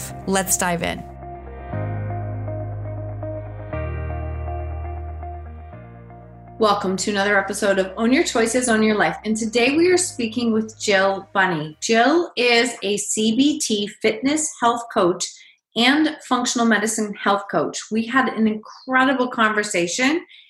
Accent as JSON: {"language": "English", "country": "Canada", "also_born_or_lived": "Kitchener-Waterloo, Ontario", "said": "I'm definitely a Canadian. I'm literally up the street from you. When I looked it up, I was like, oh, I'm in Kitchener-Waterloo"}